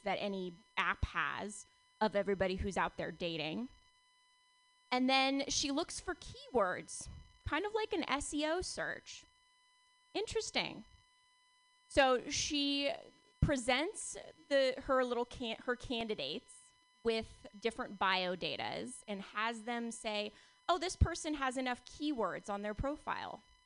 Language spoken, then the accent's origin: English; Palo Alto, California, United States; growing up in Palo Alto